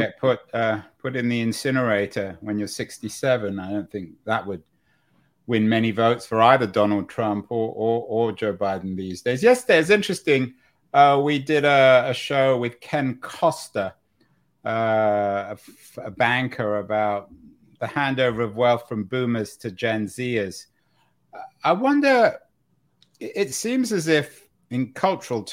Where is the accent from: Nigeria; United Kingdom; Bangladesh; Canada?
United Kingdom; England; I was growing up in the England of the 1960s and 70s